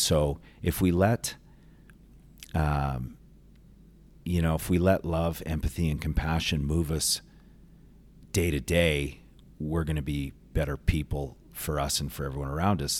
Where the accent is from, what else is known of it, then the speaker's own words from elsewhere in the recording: Calgary, Alberta, Canada; grew up in Calgary, born in Calgary, went to school in Calgary